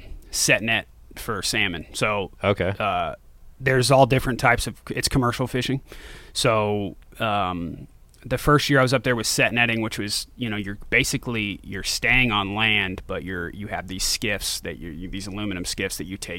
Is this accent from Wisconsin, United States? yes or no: no; Branson, Missouri, United States; also born or lived in Florida; So I was born in Florida, and then we moved to, Branson, Missouri, which is like southern point of Missouri on the Arkansas border.